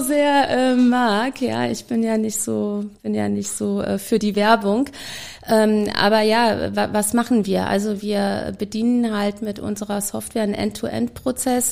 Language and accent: German; Germany; now in Vienna, Austria; als Deutsche